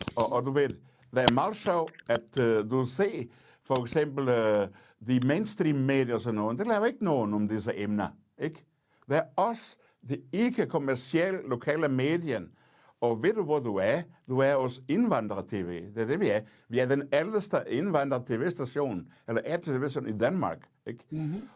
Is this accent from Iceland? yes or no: no; Portugal; Danish is a second language; moved away as an adult; now in Denmark; jeg kommer fra Portugal, øh, jeg oplevede diktatur som ung